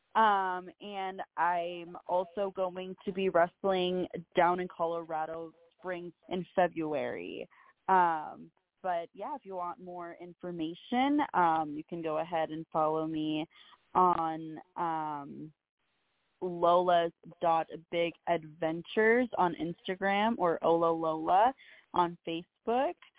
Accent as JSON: {"language": "English", "country": "Peru", "tie": "born or raised there", "moved": "yes", "lives_now": "United States", "said": "I was born in Peru and I have family in Peru"}